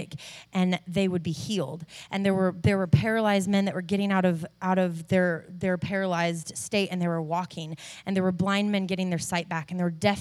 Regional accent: Arizona, United States; also born or lived in California; now in Nashville, United States; I was raised in Arizona, moved to California, am currently living in Nashville, Tennessee.

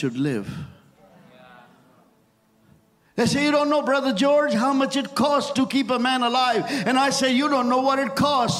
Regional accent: India; English is a second language; And I was so new from India.

